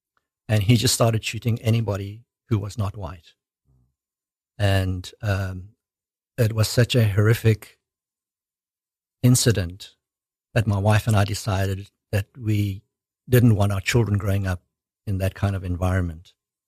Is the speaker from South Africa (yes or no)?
yes; South Africa; moved away as an adult; I was born in South Africa.